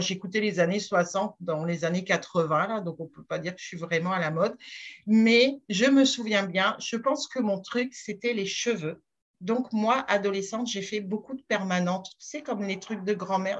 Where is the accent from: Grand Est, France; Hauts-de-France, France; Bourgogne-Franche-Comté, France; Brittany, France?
Grand Est, France; Strasbourg; accent: French; moved away as an adult; now in Quebec, Canada; je ne suis pas québécoise d'origine, je suis française, je suis née à Strasbourg